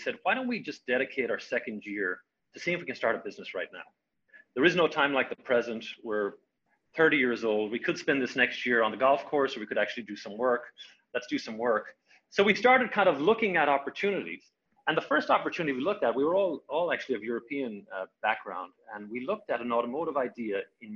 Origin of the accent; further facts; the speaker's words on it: Ireland; moved away as an adult; also born or lived in California; now in United States; I had come over to the United States, I'm Irish originally, come over to the United States in 1997